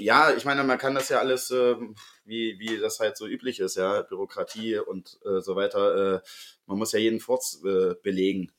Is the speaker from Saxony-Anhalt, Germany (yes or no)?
yes; Sangerhausen, Saxony-Anhalt, Germany; moved away as an adult; now in Leipzig, Germany; in Sangerhausen, wo ich ja herkomme